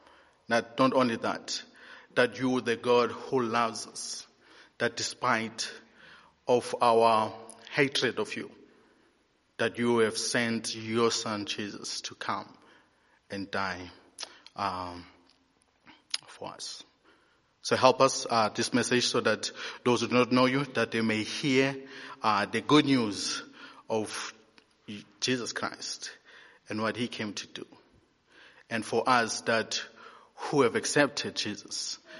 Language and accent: English; Eastern Cape, South Africa; moved away; I'm from the Eastern Cape